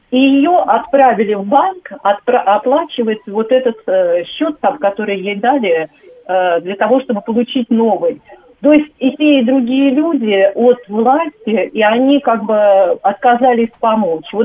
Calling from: Moscow Oblast, Russia; А, здравствуйте, Татьяна, я из Подмосковья.

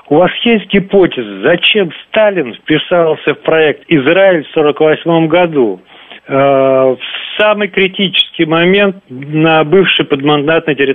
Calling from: Moscow, Russia

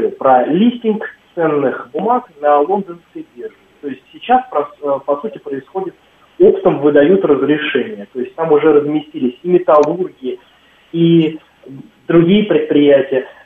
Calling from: Moscow, Russia; добрый день … город Москва.

